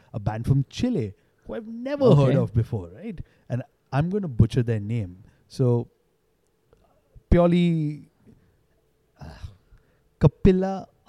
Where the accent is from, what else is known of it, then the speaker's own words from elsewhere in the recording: India; but we're Indian.